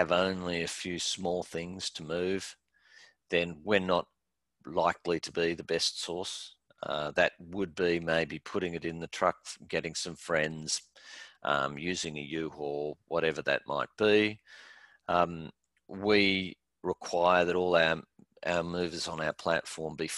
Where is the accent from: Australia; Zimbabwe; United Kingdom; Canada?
Australia; now in United States; my background being Australian